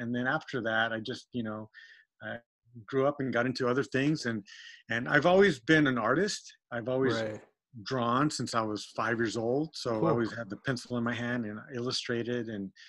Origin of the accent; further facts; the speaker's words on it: Texas, United States; now in California, United States; I grew up in Texas and there's no rust.